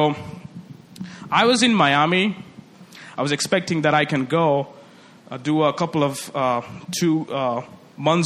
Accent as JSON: {"language": "English", "country": "India", "also_born_or_lived": "China", "first_language": "Telugu", "second_language": "English", "moved": "as an adult", "said": "I come from India."}